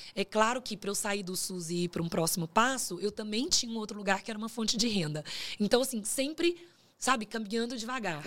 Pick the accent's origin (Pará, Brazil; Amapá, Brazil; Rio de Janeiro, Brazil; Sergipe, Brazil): Pará, Brazil; born or raised there; also born or lived in Minas Gerais / Canada; now in São Paulo, Brazil